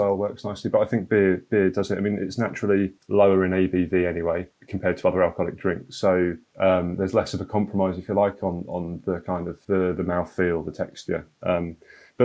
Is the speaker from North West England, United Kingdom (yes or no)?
no; Norfolk, East of England, United Kingdom; I'm from Norfolk